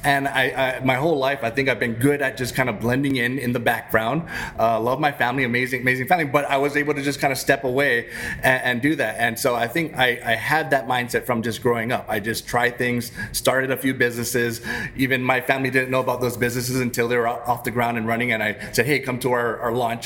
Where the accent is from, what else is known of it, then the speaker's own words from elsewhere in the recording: Hawaii, United States; moved away as an adult; now in Northern Virginia, United States; I grew up in Hawaii